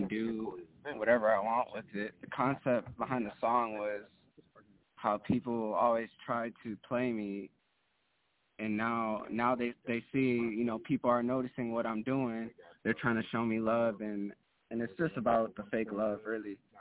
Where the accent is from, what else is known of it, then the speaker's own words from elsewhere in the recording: Lorain, Ohio, United States; I'm from Lorain, Ohio.